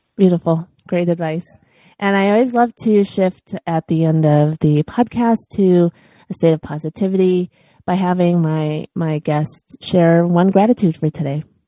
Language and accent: English; Chicago, Illinois, United States; now in Los Angeles, United States; I was born and raised in Chicago, and now I'm